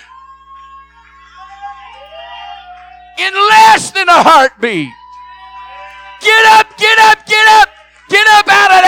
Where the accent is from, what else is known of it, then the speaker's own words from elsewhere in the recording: Flint, Michigan, United States; I was born in Flint, Michigan. Was raised there